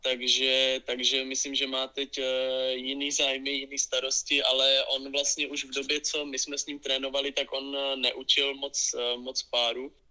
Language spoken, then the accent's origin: Czech; Vyškov, South Moravian Region, Czechia; Já jsem začínal vlastně v klubu z mého rodného města H plus L Vyškov